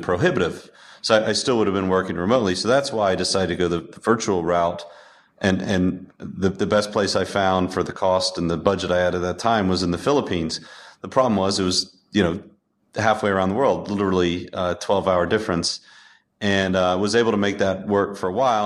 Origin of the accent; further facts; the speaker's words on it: United States; also born or lived in upstate New York; as an American